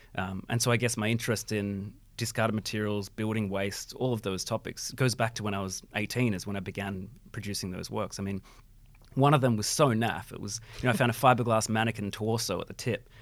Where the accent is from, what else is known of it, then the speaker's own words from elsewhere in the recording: Bendigo, Victoria, Australia; moved away as an adult; now in Melbourne, Australia; Yeah, so I grew up in Bendigo. So I moved to Melbourne only twelve years ago